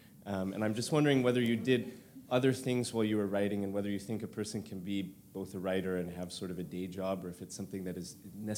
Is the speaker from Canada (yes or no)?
yes; Canada; moved away as an adult; now in Oxford, United Kingdom; I'm from Canada